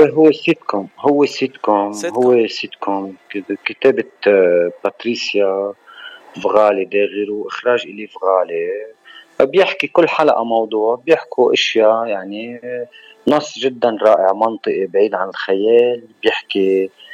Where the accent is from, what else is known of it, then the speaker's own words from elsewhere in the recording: Shmestar, Baalbek-Hermel, Lebanon; من بعلبك من البقاع انا ومن ضيعتي الحلوه الصغيره